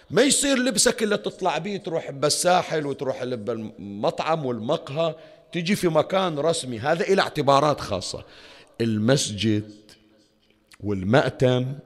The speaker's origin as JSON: {"language": "Arabic", "country": "Bahrain", "said": "احنا الحمد لله رب العالمين عندنا في البحرين ومناطق الخليج الشكل اكو قرى واكو مناطق"}